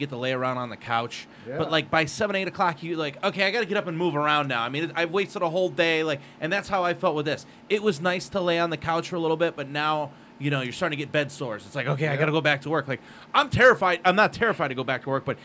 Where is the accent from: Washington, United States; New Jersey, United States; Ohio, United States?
Ohio, United States; Cleveland; moved away as an adult; now in Las Vegas, United States; originally I'm from Cleveland, but I've lived here 15 years